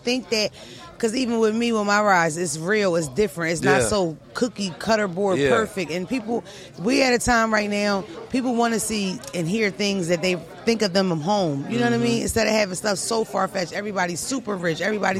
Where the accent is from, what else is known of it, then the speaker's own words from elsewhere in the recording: Philadelphia, Pennsylvania, United States; We're from Philadelphia. I'm from North Philly. It's a huge population of Dominicans and Puerto Ricans.